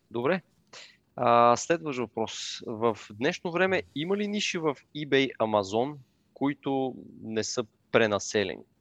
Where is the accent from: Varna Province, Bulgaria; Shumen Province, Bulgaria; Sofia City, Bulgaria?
Sofia City, Bulgaria; Sofia